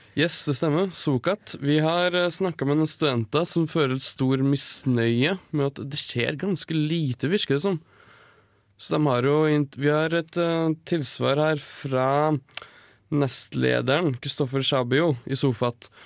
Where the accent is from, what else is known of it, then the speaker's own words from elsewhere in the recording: Numedal, Buskerud, Norway; jeg kommer fra Numedal. Og vi er immune mot tuberkulose